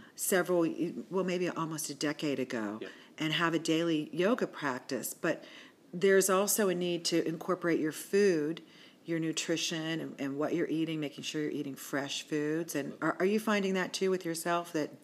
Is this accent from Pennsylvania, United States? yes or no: yes; Washington, Pennsylvania, United States; also born or lived in California / Pittsburgh; I was raised in Washington, PA